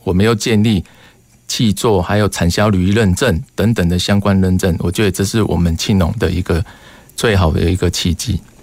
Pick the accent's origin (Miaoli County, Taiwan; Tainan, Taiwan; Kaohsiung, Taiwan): Kaohsiung, Taiwan; Qishan; 现在我还在岐山这个手金寮